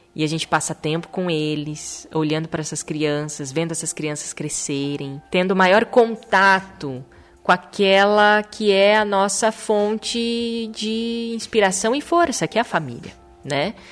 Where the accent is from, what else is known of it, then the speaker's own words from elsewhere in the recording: Maringá, Paraná, Brazil; moved away as an adult; also born or lived in Chester, England / Italy; voltamos para nossa terra natal, que é Maringá, no interior do Paraná, uma cidade maravilhosa, a cidade onde eu nasci